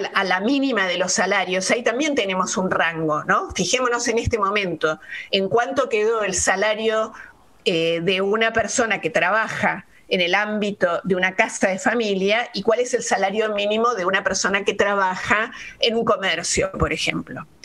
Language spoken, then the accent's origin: Spanish; Buenos Aires, Argentina; Soy eh, porteña, soy una ciudadana de Buenos Aires